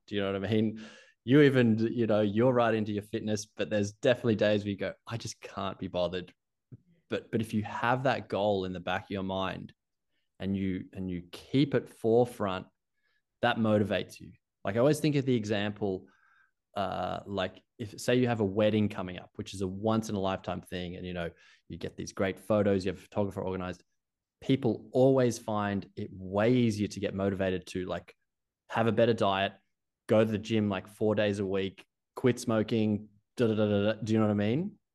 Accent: Australia; accent: Australian; moved away as an adult; also born or lived in Canada; you can hear from my accent. Being Australian

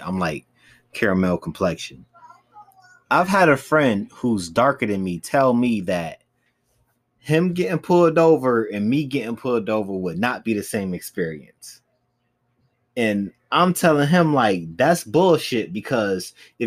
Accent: United States; this is where I was born. This is what I am. Like, why can't I just be full-blown just American?

